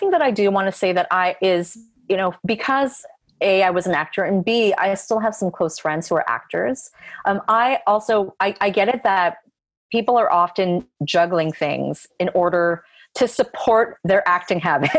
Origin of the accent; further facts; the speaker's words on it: Canada; And I know what a challenge it is to get things produced as a Canadian filmmaker.